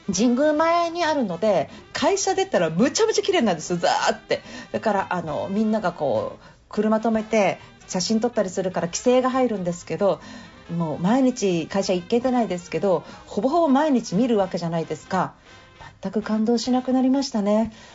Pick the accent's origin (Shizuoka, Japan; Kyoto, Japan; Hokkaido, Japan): Kyoto, Japan; moved away as an adult; now in Tokyo, Japan; 私京都出身で小さい頃はおじいちゃんに連れられてよくそうやって神社に、ね、行ってたんですよ